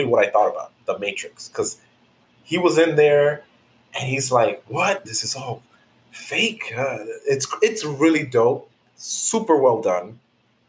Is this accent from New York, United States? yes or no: yes; New York, United States; I'm from New York